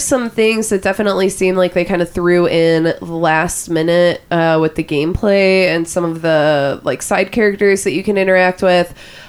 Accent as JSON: {"language": "English", "town": "Wyandotte", "country": "United States", "said": "Where are you from? I'm from Wyandotte. I bet that's going to be the thing that a lot of people say there."}